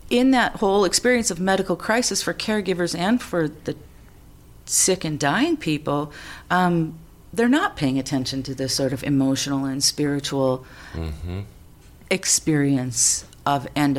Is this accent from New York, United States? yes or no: no; Sauk Centre, Minnesota, United States; moved away as an adult; also born or lived in California / Alaska; I grew up on a farm in a little town in the middle of Minnesota